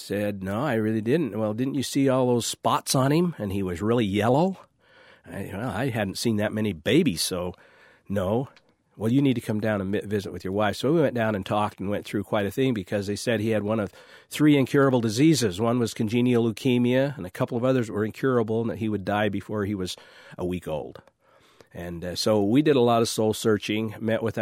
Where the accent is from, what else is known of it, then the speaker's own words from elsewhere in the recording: St. George, Utah, United States; I was born and raised here.